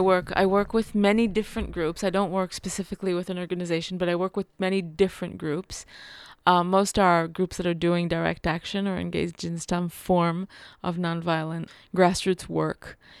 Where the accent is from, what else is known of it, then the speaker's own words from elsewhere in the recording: Jerusalem, Jerusalem District, Israel; also born or lived in New York; I'm from Jerusalem. I'm really connected to Jerusalem, especially, you know, to West Jerusalem where I grew up